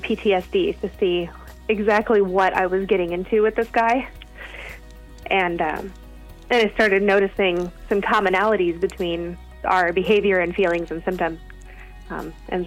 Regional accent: Central California, United States; I grew up in Central California

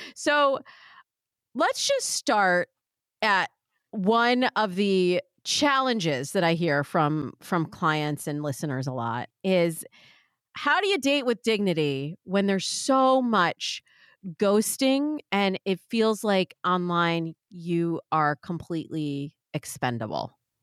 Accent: Michigan, United States; also born or lived in New York; now in California, United States; Michigan, my home state

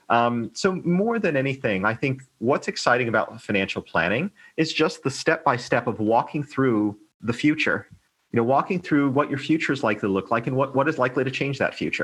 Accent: United States; now in Hong Kong; I'm American

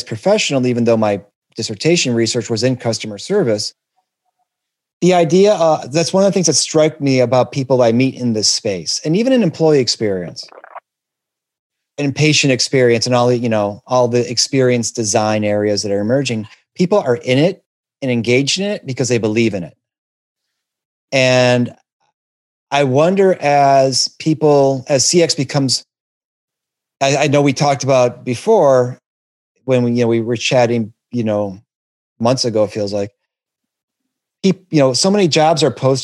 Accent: Detroit, Michigan, United States; I'm from Detroit

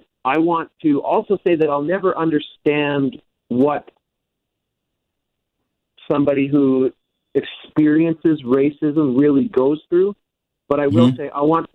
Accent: Canada; I'm a white male from Canada. I grew up in rural Canada

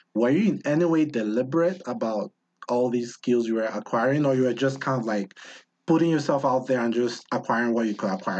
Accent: Nigeria; now in United States; When I came from Nigeria to the US

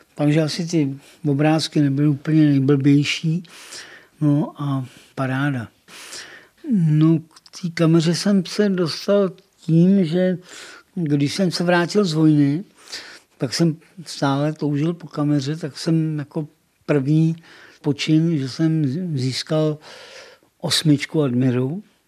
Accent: České Budějovice, South Bohemian Region, Czechia; Narodil jsem se přímo u Malše, doma, v Havlíčkový

